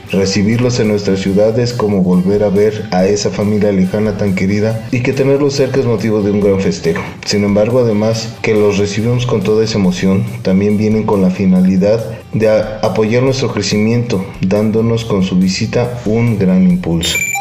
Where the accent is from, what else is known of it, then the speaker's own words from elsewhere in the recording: Mexico City, Mexico; now in Querétaro, Mexico; soy originario de la Ciudad de México. Radico en la ciudad de Querétaro